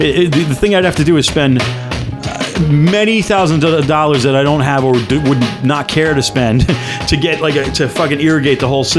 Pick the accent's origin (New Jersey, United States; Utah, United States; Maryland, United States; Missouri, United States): New Jersey, United States; Edison; I'm very Edison. I still live in Edison.